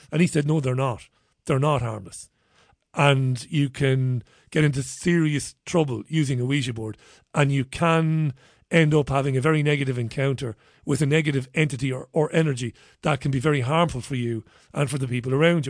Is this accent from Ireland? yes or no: yes; Waterford, Munster, Ireland; So I grew up in Waterford